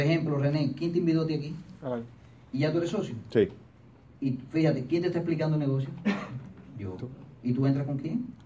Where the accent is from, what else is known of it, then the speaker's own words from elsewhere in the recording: Pinar del Río, Cuba; moved away; soy de Pinal del Río